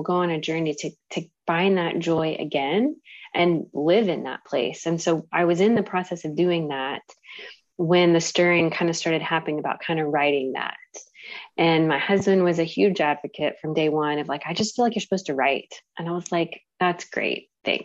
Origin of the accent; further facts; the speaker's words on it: Carrollton, United States; I'm from Carrollton and my husband's from Michigan, small town Michigan